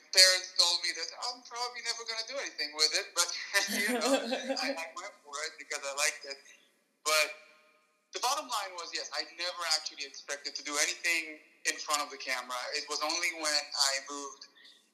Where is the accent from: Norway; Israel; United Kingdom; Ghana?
Israel; moved away as an adult; I grew up in Israel